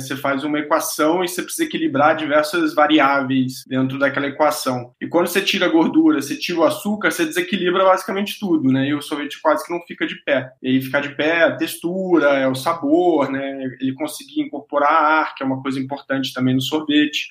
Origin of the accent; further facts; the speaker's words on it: interior of Rio de Janeiro state, Brazil; also born or lived in Chicago; Eu sou do interior do Rio e quando era criança, os meus pais tinham uma sorveteria, aquelas bem tradicionais de cidade pequena. Então eu cresci tomando sorvete